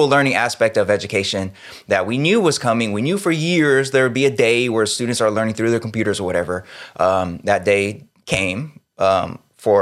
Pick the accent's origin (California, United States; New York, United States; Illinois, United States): California, United States; Sacramento; I grew up in South Sacramento